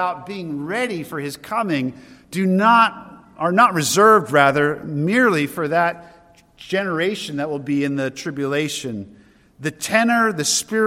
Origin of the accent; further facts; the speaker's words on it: Derry, New Hampshire, United States; As a boy growing up in Derry, New Hampshire, we lived in an old farmhouse